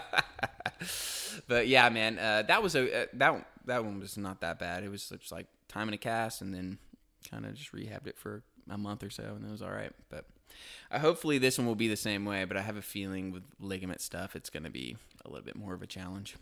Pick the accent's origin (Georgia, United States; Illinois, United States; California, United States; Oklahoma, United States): Oklahoma, United States; Tulsa; moved away as an adult; also born or lived in Auburn; now in Chattanooga, United States; Grew up in Tulsa, Oklahoma